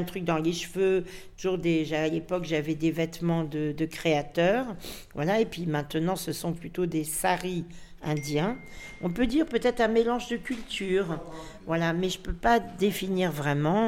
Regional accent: Paris, Île-de-France, France; Je suis d'une vraie Parisienne. Je suis née à Paris. Mon père est né à Paris.

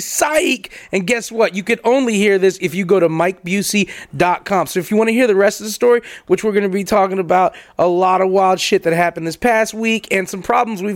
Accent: United States; I grew up in cities in America

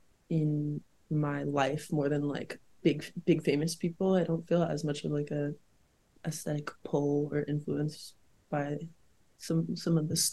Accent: the South, United States; Like, I grew up in the South, there's a very specific style there, Vera Bradley mode, you know, whatever.

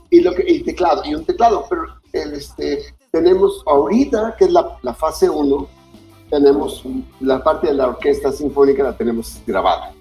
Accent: Mexico City, Mexico; yo crecí cerca de Los Pinos, o sea, vivía ahí en Tacubaya

